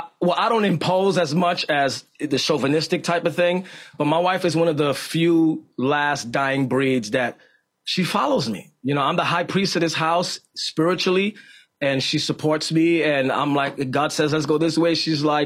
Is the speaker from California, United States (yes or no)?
no; Bronx, New York, United States; In the Bronx.